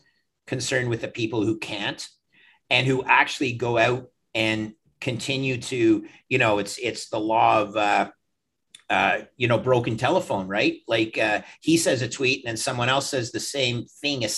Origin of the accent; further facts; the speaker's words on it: Canada; also born or lived in Toronto; I'm a Canadian